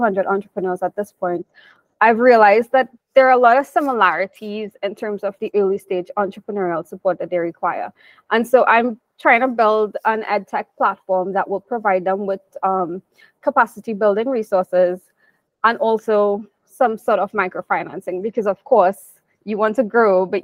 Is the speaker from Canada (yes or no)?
no; Trinidad & Tobago; I'm from Trinidad